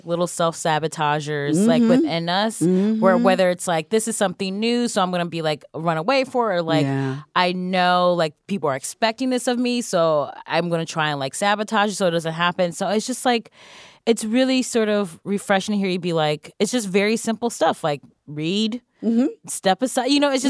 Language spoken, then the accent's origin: English; Cleveland, Ohio, United States; Yes, I'm from Ohio, Cleveland.